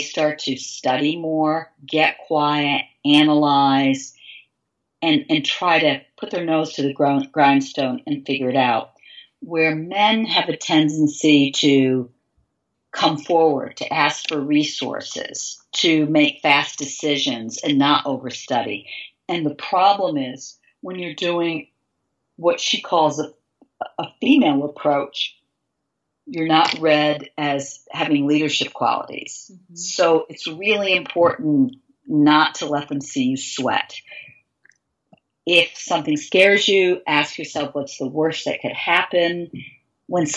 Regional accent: Glens Falls, New York, United States; moved away; I grew up in Glens Falls, New York

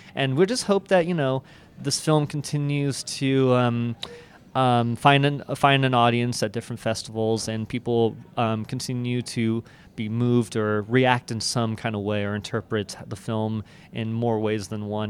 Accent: Everett, Washington, United States; also born or lived in Seattle; I was, um, born and raised in Everett, Washington, and then, um, moved out to Seattle, um, right after high school

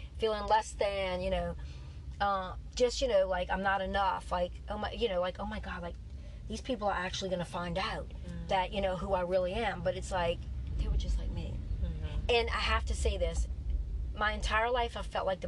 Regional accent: New Orleans, Louisiana, United States; I was from New Orleans

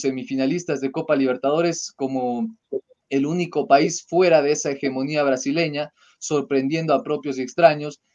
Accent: Ecuador; somos ecuatorianos

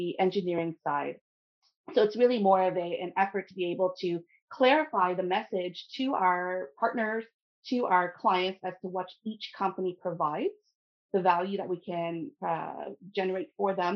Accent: Ottawa, Ontario, Canada; moved away as an adult; now in Sudbury, Canada; I grew up in the Ottawa area within Canada

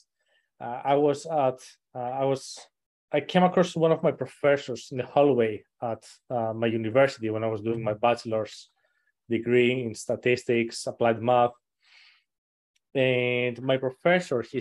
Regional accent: suburb outside Athens, Attica, Greece; now in United States; I wasn't actually born and raised in Athens per se, but it was something like a suburbs outside of Athens

